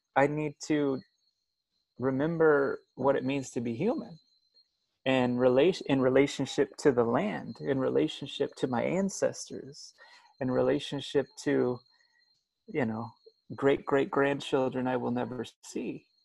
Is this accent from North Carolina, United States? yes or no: no; Springfield, Illinois, United States; I grew up in Illinois. I grew up uh, the son of a, a, preacher man in in uh, Springfield, Illinois